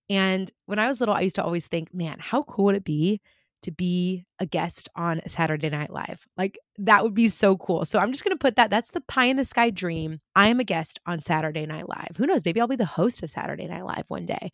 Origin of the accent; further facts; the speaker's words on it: California, United States; moved away; I grew up in California, and I live here again now